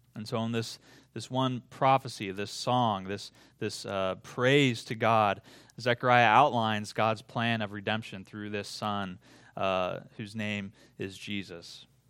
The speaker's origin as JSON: {"language": "English", "region": "Iowa", "country": "United States", "tie": "born or raised there", "said": "growing up in Iowa"}